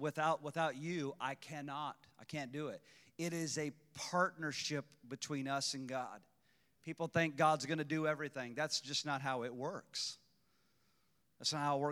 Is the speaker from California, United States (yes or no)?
no; Illinois, United States; an hour and 20 minutes north of my hometown